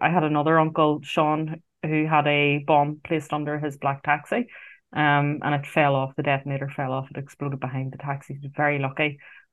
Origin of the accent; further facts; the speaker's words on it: Belfast, Northern Ireland, United Kingdom; I grew up in West Belfast I was born in 1981.